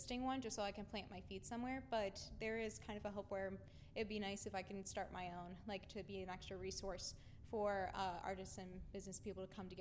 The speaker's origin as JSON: {"language": "English", "town": "New Philadelphia", "region": "Ohio", "country": "United States", "said": "I'm from New Philadelphia, Ohio, so I live an hour and a half away"}